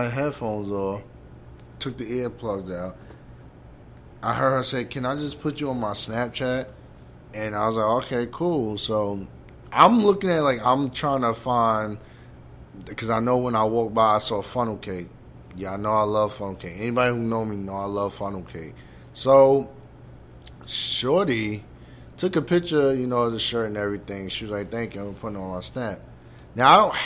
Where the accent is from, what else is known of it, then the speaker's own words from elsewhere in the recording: New York, United States; I'm from New York